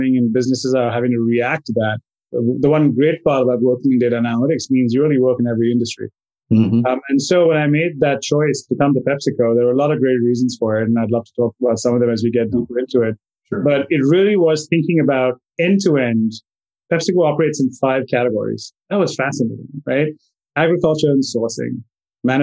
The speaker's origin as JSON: {"language": "English", "town": "Mumbai", "region": "Maharashtra", "country": "India", "tie": "born or raised there", "also_born_or_lived": "Connecticut", "moved": "as an adult", "lives_now": "United States", "said": "I grew up in India, in Bombay"}